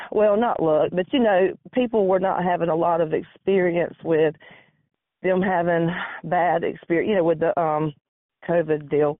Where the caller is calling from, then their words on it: Georgia, United States; Georgia in the United States.